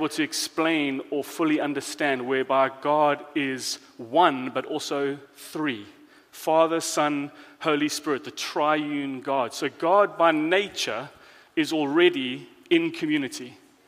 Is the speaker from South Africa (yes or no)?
yes; South Africa; moved away; I am foreign, I'm from South Africa